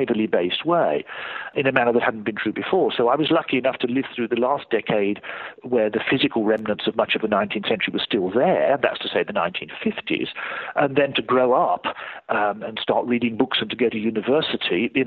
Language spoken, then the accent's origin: English; Birmingham, West Midlands, United Kingdom; moved away; the first decade of my life, I grew up in Birmingham